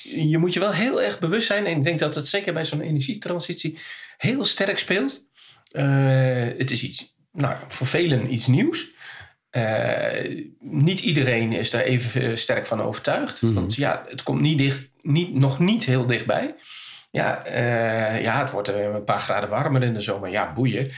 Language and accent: Dutch; Kampen, Overijssel, Netherlands; ik kom uit Kampen